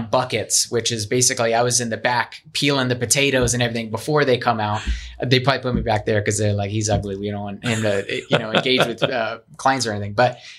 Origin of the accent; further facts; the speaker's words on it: Pennsylvania, United States; now in Arizona, United States; I came from Pennsylvania. A lot of people come from other places.